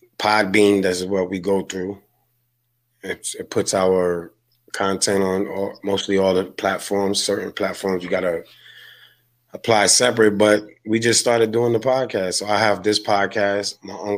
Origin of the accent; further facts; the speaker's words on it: upstate New York, United States; being a New Yorker, upstate New Yorker, dealing with the snow.